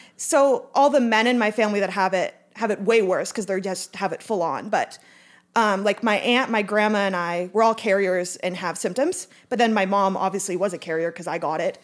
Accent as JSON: {"language": "English", "town": "Calgary", "region": "Alberta", "country": "Canada", "said": "I'm from Calgary"}